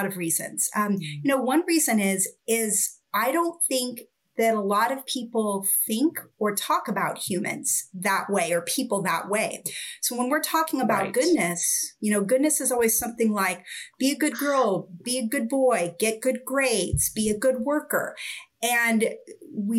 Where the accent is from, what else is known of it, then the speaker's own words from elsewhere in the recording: Oregon, United States; I grew up in Oregon and I spent a lot of time in the forest